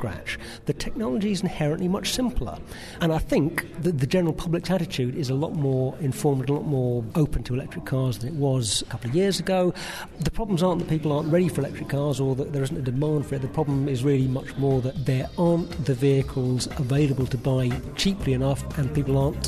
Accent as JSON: {"language": "English", "region": "London", "country": "United Kingdom", "said": "being a Londoner"}